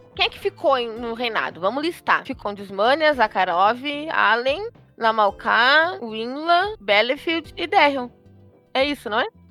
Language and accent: Portuguese; Rio Grande do Sul, Brazil; eu sou do Rio Grande do Sul